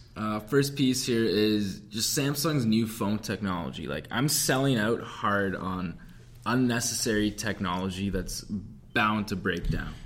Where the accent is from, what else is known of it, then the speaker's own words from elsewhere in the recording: Canada; we're Canadian